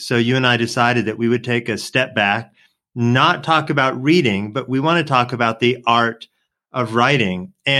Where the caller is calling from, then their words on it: Atlanta, Georgia, United States; calling in from Atlanta